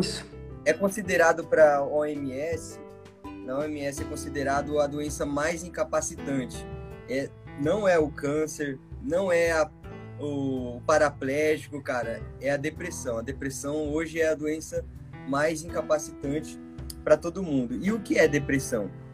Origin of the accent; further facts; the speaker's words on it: Bauru, São Paulo, Brazil; sou de Bauru, sou de Bauru, São Paulo, moro aqui há mais de 20 anos já.